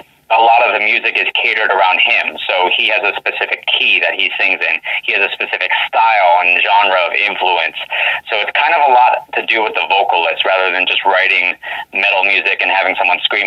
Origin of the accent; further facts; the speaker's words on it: Florida, United States; now in Washington, United States; we're from Florida. And one day we just decided to pick up and move to the PNW. And now we're here in Washington